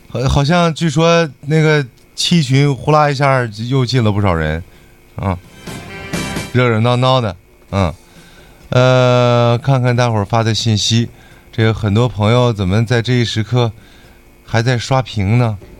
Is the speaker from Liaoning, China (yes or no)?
yes; Dalian, Liaoning, China; accent: Dalian dialect; 我们大连话的一个特点